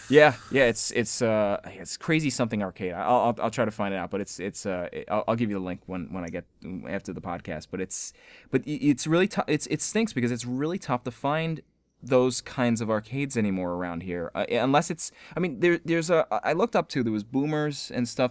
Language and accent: English; Selden, New York, United States; moved away; my hometown in Selden